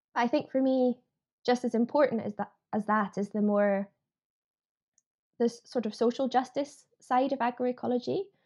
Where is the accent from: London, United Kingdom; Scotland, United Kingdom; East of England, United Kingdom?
Scotland, United Kingdom; Edinburgh; So I I grew up in Edinburgh. I grew up in the city